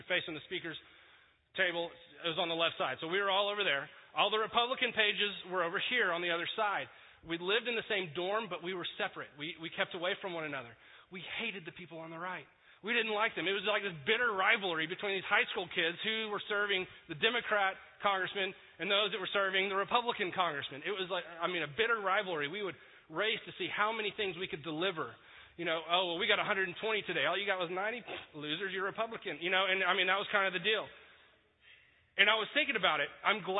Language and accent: English; Texas, United States; I'm from Texas. I'm not from here.